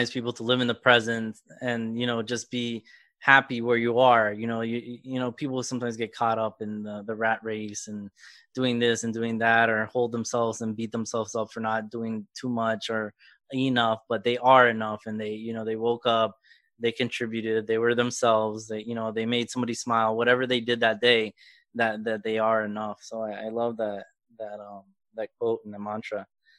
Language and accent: English; South Florida, United States; also born or lived in Illinois; I was born and raised in South Florida, and I'm Cuban and Puerto Rican, but I grew up like in a Venezuelan, Colombia area. So I have like a myriad of Latin America, but then I went to school in Illinois for my first 2 years.